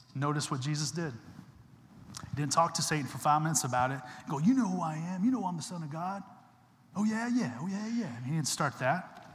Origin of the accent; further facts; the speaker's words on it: Texas, United States; I'm from Texas